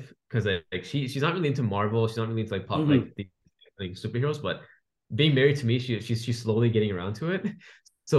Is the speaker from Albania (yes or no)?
no; Canada; I was born and raised in Canada